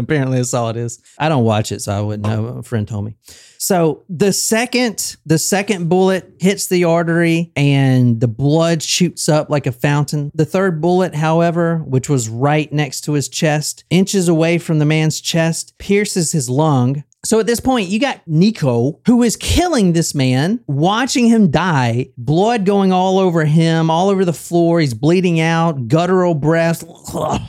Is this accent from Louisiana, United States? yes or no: no; Easley, South Carolina, United States; Like a fucking redneck. Like, I'm from Easley, South Carolina.